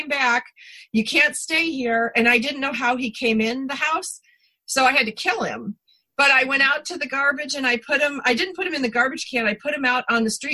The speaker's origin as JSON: {"language": "English", "region": "East Coast", "country": "United States", "tie": "born or raised there", "moved": "yes", "said": "growing up on the East Coast, up near the Canadian border, very moist, very lakey"}